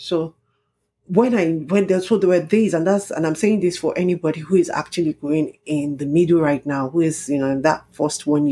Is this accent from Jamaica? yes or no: no; Ijebu, Ogun State, Nigeria; moved away as an adult; I'm from Ijebu, and Ijebu people are known to party and party